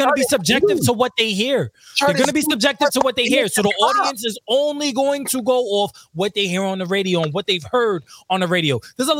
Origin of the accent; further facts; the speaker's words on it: New York, United States; moved away; we're from New York